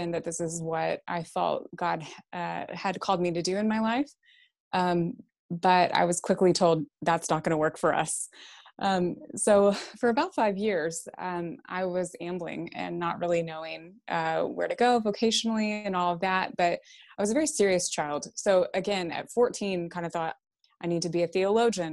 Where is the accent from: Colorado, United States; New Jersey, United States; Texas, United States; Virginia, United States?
Texas, United States; I did grow up in the so-called Bible Belt. In Texas, my accent will probably give me away pretty quickly